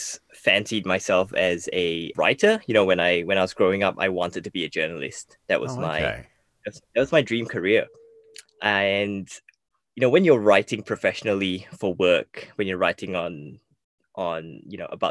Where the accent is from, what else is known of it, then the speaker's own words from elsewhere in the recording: Malaysia; I grew up in Malaysia